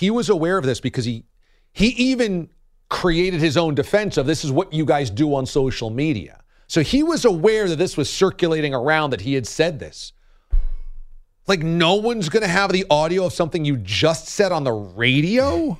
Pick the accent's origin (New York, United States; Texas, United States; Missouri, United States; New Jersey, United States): New York, United States; I went there as a New Yorker